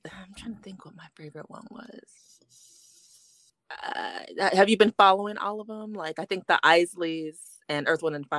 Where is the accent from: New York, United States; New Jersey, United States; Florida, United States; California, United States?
California, United States; I'm originally from the Bay, so that was definitely one of my favorites.